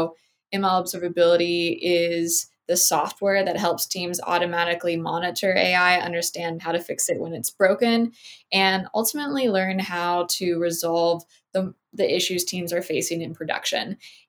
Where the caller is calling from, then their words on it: Miami, Florida, United States; So I'm calling in from the Miami area in Florida.